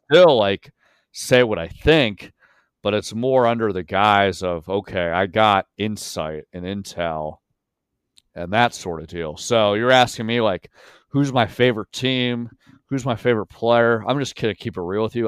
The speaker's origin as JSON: {"language": "English", "town": "York", "region": "Pennsylvania", "country": "United States", "tie": "born or raised there", "moved": "yes", "said": "I grew up in York, Pennsylvania"}